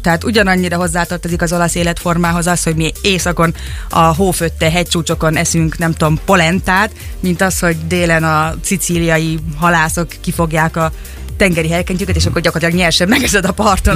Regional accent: Szeged, Csongrád-Csanád, Hungary; moved away as an adult; also born or lived in Budapest, Hungary; now in Turin, Italy; Szegeden végeztem a, a, az, az iskoláimat, tehát egyetemre is itt jártam

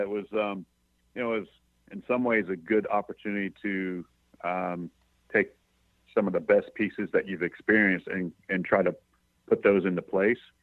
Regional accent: East Coast, United States; moved away; I'm from the East Coast

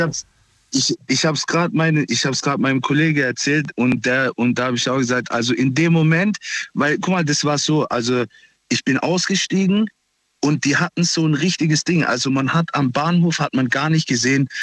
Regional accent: Pforzheim, Baden-Württemberg, Germany; Ich komme aus Pforzheim, aus Nordstadt

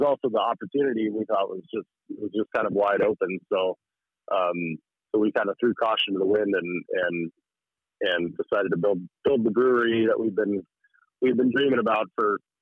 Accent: Fairbanks, Alaska, United States; also born or lived in Juneau; I'm born and raised in Fairbanks, and my wife is too

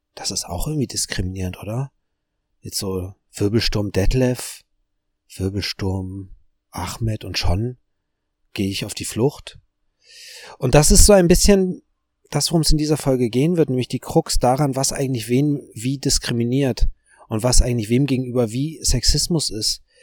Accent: Germany; als Deutscher

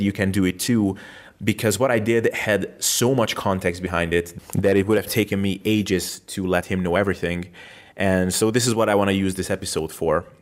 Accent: Hungary; moved away as an adult; also born or lived in Macedonia; my home country Hungary

